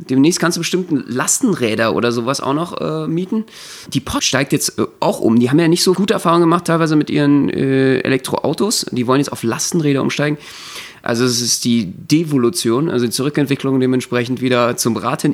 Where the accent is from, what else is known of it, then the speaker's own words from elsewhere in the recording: Berlin, Germany; Als Berliner